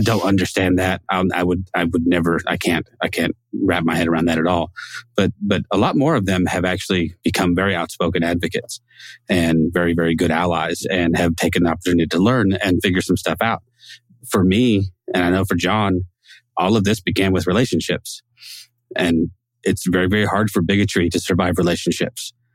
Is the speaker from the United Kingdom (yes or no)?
no; Northern California, United States; moved away as an adult; also born or lived in Texas; I was born and raised in Northern California